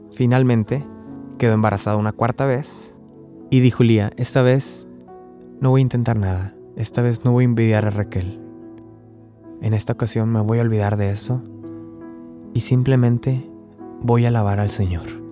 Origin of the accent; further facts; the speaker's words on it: Río Bravo, Tamaulipas, Mexico; now in Corpus Christi, United States; yo soy de Río Bravo, Tamaulipas, pero ahorita estoy viviendo en Texas, en Corpus Christi